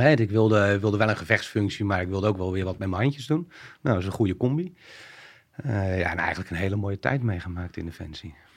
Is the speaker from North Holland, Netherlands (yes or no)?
no; Alphen aan den Rijn, South Holland, Netherlands; inmiddels 40 jaar, eh, geboren in Alphen aan de Rijn.